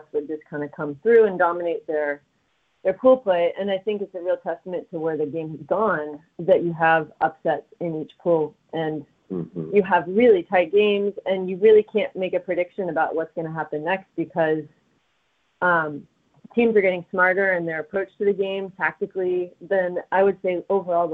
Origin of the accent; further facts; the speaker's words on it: Los Angeles, California, United States; now in Missoula, United States; I grew up in Los Angeles